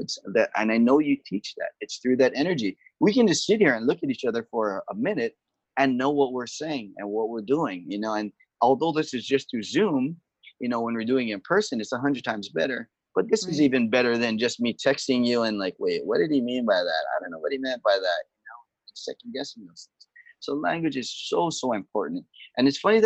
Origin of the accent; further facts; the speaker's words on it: Kaneohe, Hawaii, United States; I'm from Kaneohe over on the windward side of Oahu